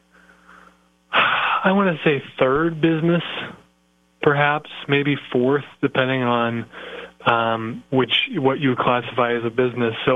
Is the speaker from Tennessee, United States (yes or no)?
no; Iowa, United States; I am from Iowa, yes, the great state of Iowa.